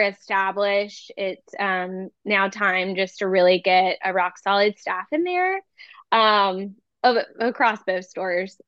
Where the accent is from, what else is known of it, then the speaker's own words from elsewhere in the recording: Charleston, South Carolina, United States; growing up in Charleston